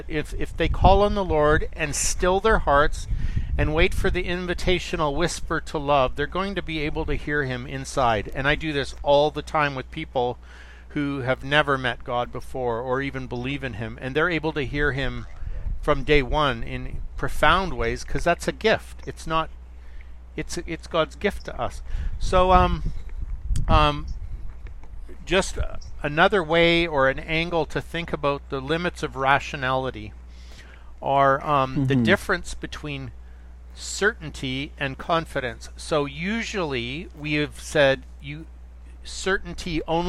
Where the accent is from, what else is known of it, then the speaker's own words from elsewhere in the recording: Canada; I'm from Canada